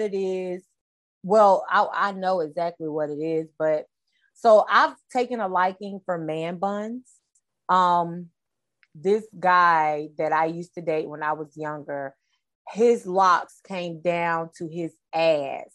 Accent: Charlotte, North Carolina, United States; I'm from North Carolina, Charlotte, North Carolina

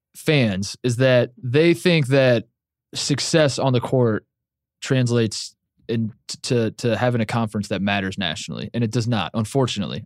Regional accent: Indiana, United States; I grew up in Indiana. I worshiped high school basketball.

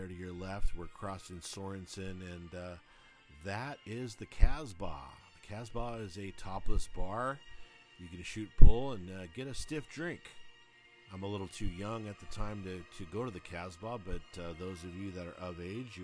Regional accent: Whittier, California, United States; I grew up here in Whittier in like 1975, 1976, and it was a great time to grow up in the city of Whittier

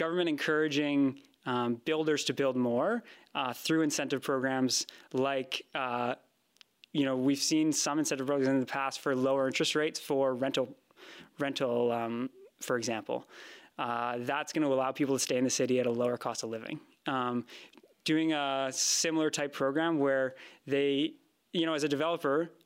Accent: Vancouver, British Columbia, Canada; I grew up in Vancouver.

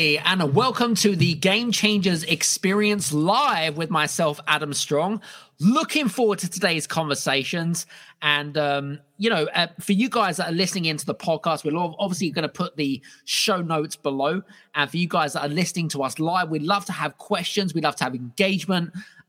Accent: United Kingdom; we connected, obviously, me being British and her being British.

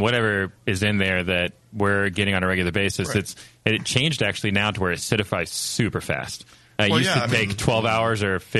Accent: Atlanta, Georgia, United States; we're from Atlanta.

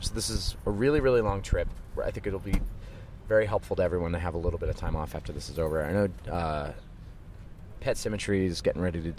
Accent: Philadelphia, Pennsylvania, United States; Growing up in Philadelphia hardcore

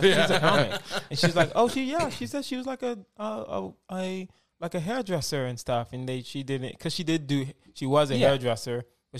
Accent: Houston, Texas, United States; moved away as an adult; now in Los Angeles, United States; Born and raised in Houston, Texas. Started stand-up in Houston.

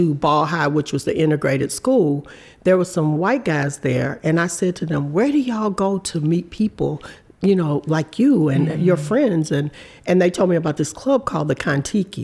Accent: Galveston, Texas, United States; moved away as an adult; also born or lived in Los Angeles, California; I was from Texas

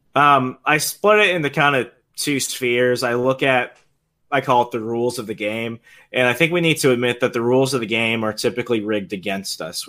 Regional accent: Puerto Rico; now in Virginia, United States; we're Puerto Ricans

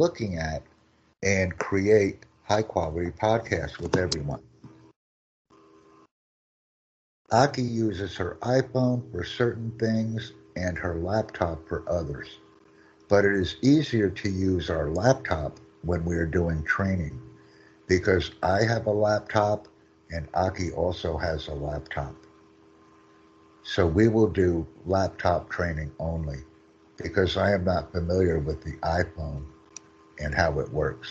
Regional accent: United States; from the United States

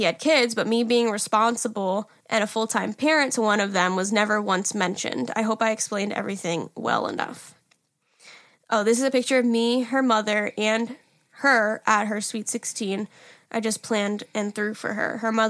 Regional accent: Massachusetts, United States; I'm from Massachusetts.

